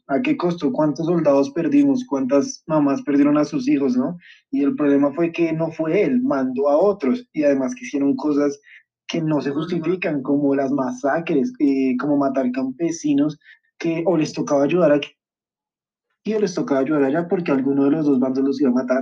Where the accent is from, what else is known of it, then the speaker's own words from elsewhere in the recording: Colombia; mi país